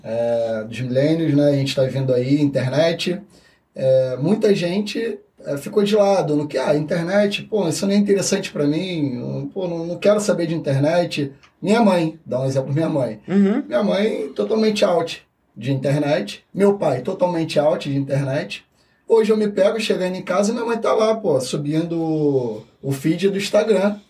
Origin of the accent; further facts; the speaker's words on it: Rio de Janeiro, Brazil; eu vim da Vila Kennedy